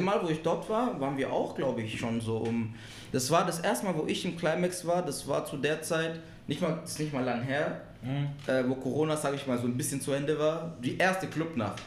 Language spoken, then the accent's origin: German; Marbach am Neckar, Baden-Württemberg, Germany; also born or lived in Ludwigsburg / born outside Germany; now in Stuttgart, Germany; Ich komme ursprünglich aus Marbach. Also ich wurde auch gar nicht in Deutschland geboren.